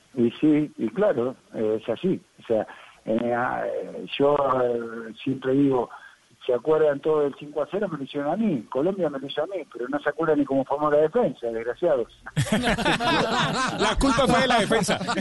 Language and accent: Spanish; Argentina; se hablaban muchas cosas en mi país